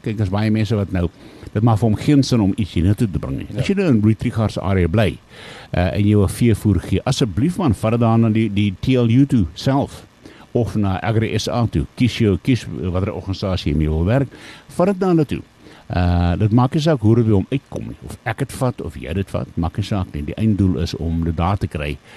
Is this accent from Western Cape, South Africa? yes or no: no; Lowveld, Limpopo, South Africa; hier waar ek vandaan kom